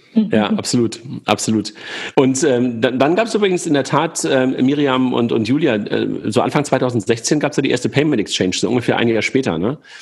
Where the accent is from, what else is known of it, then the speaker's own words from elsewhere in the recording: by the Wupper river, North Rhine-Westphalia, Germany; moved away; ich damals in, äh, in meiner Heimat war, also da, wo ich geboren bin, und da bin ich äh, joggen gewesen, unten an der, an der Wupper